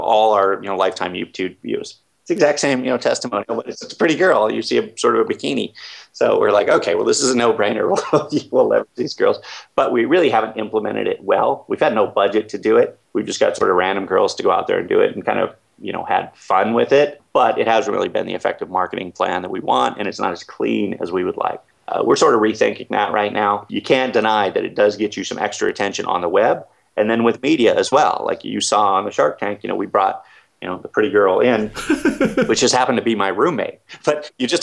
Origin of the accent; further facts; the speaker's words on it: Seattle, Washington, United States; moved away; I come from Seattle